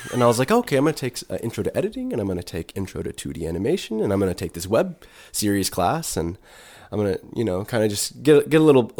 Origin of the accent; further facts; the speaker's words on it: Plainview, Texas, United States; there's a fondness that I have of growing up in Plainview, sure. but I couldn't live there again.